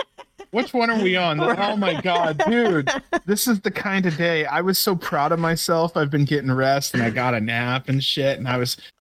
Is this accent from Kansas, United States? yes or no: no; Cleveland, Ohio, United States; I grew up around the Cleveland area, so Juggalos out of Detroit was only 2 hours away.